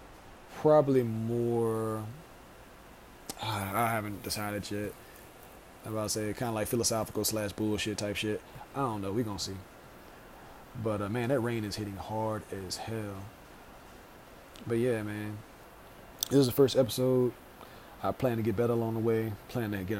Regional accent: Louisiana, United States; I am from Louisiana

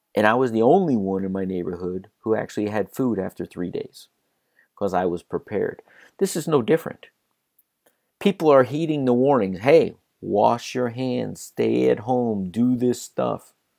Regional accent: South Florida, United States; I grew up in South Florida.

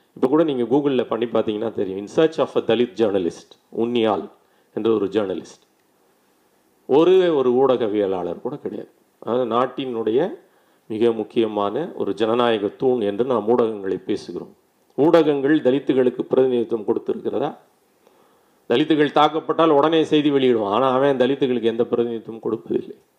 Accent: Ambur, Tamil Nadu, India; நான் பிறந்த ஊரிலே சொல்கிறேன் வேலூர் மாவட்டம் ரொம்ப முன்னேறிய மாவட்டம் ஆம்பூர்

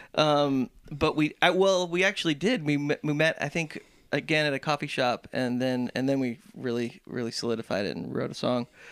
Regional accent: Southern California, United States; growing up in Southern California

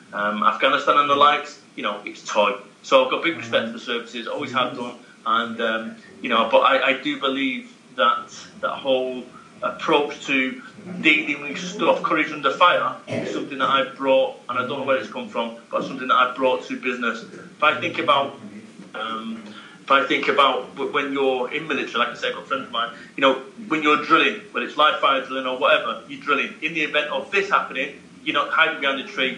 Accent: Salford, North West England, United Kingdom; I'm from Salford, Manchester

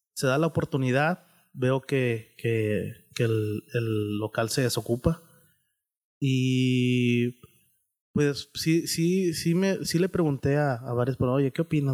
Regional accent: San Rafael, Nuevo León, Mexico; me crié ahí en, en San Rafa, ahí en la secundaria 46, ahí en San Rafael

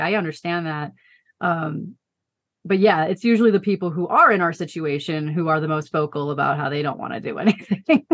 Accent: Chicago suburbs, Illinois, United States; moved away as an adult; now in Colorado Springs, United States; we both grew up outside of Chicago in the suburbs

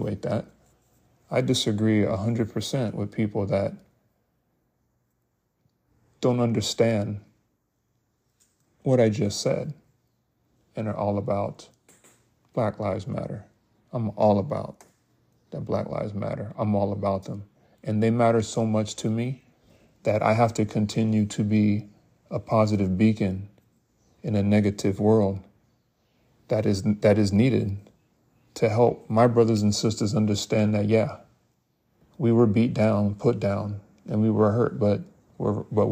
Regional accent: United States; we as African American people

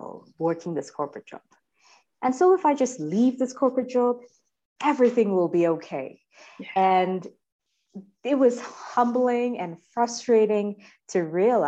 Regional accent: India; moved away; as Indian

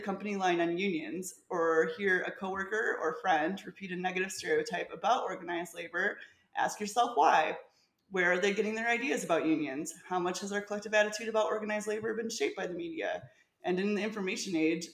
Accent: Michigan, United States; I'm from Michigan.

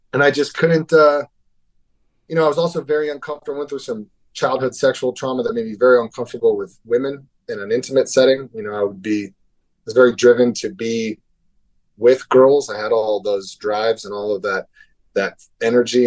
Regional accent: Hermosa Beach, California, United States; also born or lived in Beverly Hills, California; I'm from Hermosa Beach, California

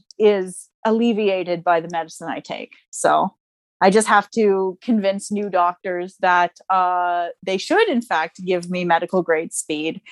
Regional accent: Canada

